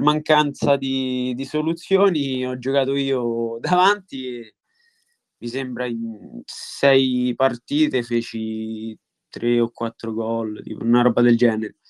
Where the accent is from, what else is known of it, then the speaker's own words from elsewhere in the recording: Montalto di Castro, Lazio, Italy; ho giocato nella squadra del mio paese, io sono di Montalto di Castro